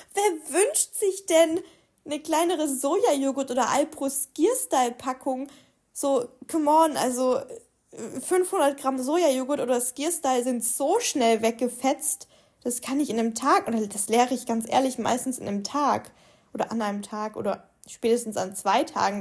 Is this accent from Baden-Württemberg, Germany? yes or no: yes; Swabia, Baden-Württemberg, Germany; moved away; Bei uns im Schwabenland